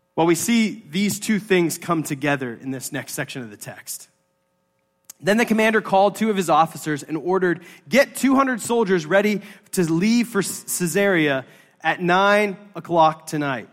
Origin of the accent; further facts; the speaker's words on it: United States; us as American Presbyterians, we are a Presbyterian church